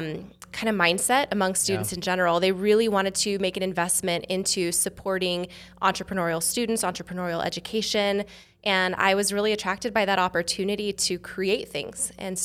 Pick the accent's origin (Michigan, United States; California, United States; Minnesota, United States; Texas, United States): California, United States; From California. Okay. Yeah. I was in a similar role at UC Irvine.